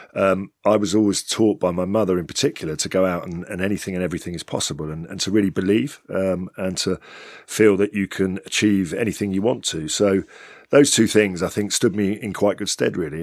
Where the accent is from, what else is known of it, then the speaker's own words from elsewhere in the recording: London, United Kingdom; I'm born and bred in London